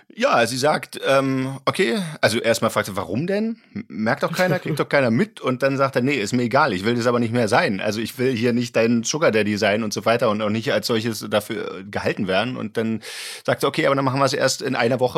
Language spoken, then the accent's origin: German; Berlin, Germany; Ich komme aus Ostberlin